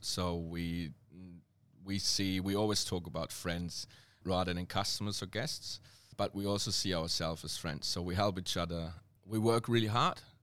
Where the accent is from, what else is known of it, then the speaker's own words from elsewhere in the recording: Germany; accent: serious German; English is a second language; moved away as an adult; now in Melbourne, Australia; my accent is quite, um, uh, serious German